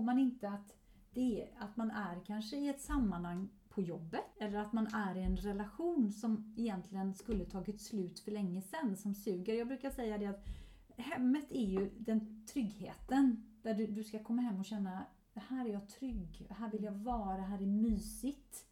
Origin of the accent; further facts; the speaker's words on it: Sweden; also born or lived in Gothenburg, Sweden; hemma i Sverige